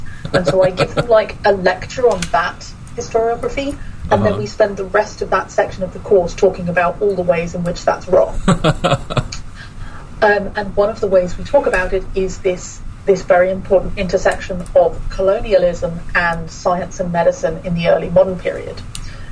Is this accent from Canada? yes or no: no; United Kingdom; moved away as an adult; now in Astana, Kazakhstan; who I am as a British person